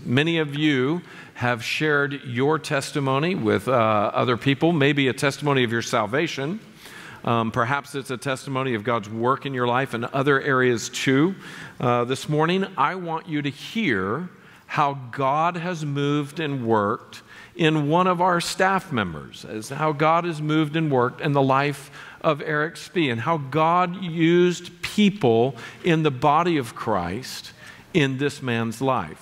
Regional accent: North Miami, Florida, United States; I was born in North Miami

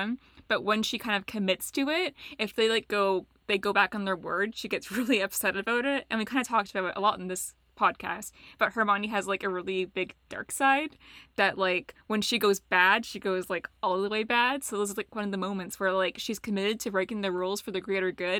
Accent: Canada; we're so Canadian right now

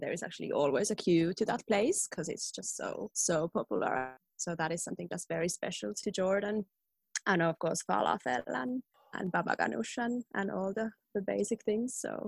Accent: Finland; moved away as an adult; now in Tallinn, Estonia; I'm in Estonia, Tallinn, but I'm from Finland originally.

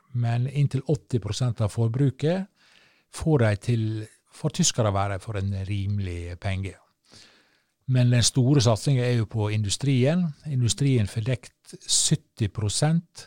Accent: Sunnmøre, Møre og Romsdal, Norway; kystøyene på Sunnmøre, der jeg er fra. Der, der er det nå skog. Men du, så seint som da jeg vokste opp og spilte fotballkamper ute på Hareidland

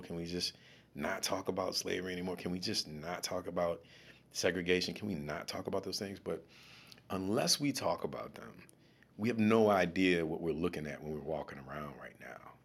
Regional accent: New Orleans, Louisiana, United States; also born or lived in Washington, D.C.; now in Baltimore, United States; I'm from New Orleans

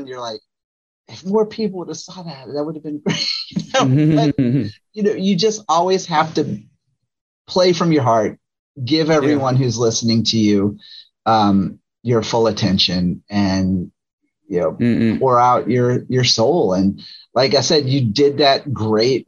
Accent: New Orleans, Louisiana, United States; moved away; also born or lived in Georgia; I grew up in the South, I grew up in New Orleans, and then moved from New Orleans to Georgia

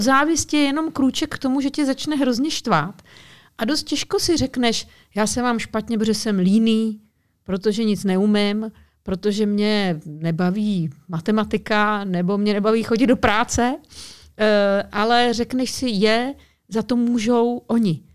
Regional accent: Czechia; moved away as an adult; also born or lived in Moscow, Russia; my tady Češi žijeme

